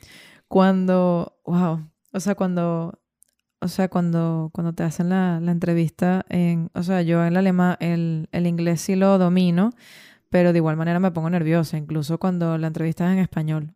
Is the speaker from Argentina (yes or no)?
no; Venezuela; moved away as an adult; also born or lived in Ireland; cuando yo salí de, de Venezuela